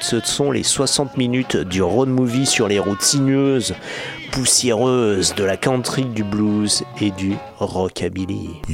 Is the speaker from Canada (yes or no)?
no; Grenoble, Auvergne-Rhône-Alpes, France; chez nous à Grenoble